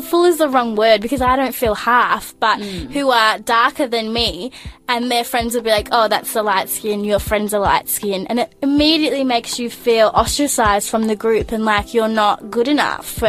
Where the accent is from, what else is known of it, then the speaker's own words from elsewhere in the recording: Gippsland, Victoria, Australia; now in Melbourne, Australia; I grew up in Gippsland, so in the countryside.